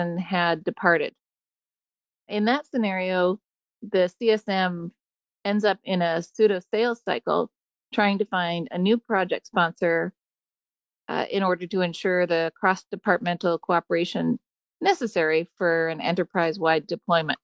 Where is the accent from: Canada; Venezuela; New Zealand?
Canada; British Columbia; also born or lived in Chicago; now in San Diego, United States; I'm originally from British Columbia, currently in San Diego, and got there via Chicago.